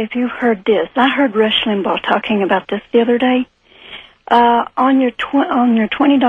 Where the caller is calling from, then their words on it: Arkansas, United States; From Arkansas.